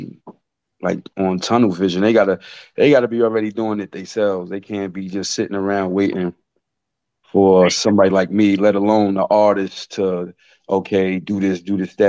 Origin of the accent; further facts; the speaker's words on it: Jersey City, New Jersey, United States; I'm from Jersey City